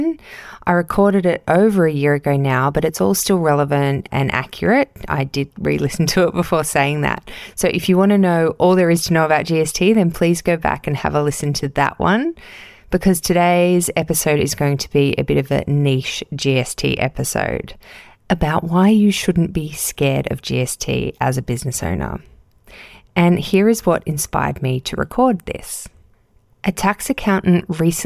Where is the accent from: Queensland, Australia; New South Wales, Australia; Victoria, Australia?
New South Wales, Australia; Casuarina; I'm recording this episode in my hometown of Casuarina, New South Wales